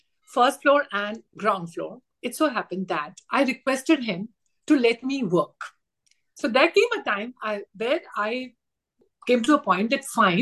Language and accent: English; India; as an Indian female